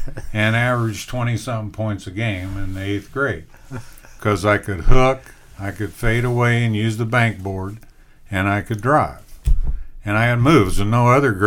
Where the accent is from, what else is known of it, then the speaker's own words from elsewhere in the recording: Evansville, Indiana, United States; I'm from Evansville, Indiana, and I went to North High School.